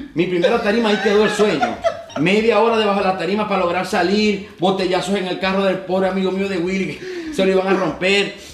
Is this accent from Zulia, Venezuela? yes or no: yes; Maracaibo, Zulia, Venezuela; Nací en Maracaibo